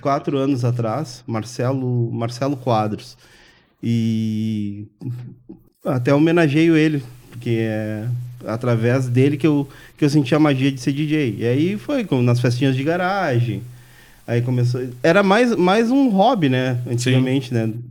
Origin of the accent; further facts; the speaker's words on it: Brazil; eu morei no Maitá, me criei no Maitá ali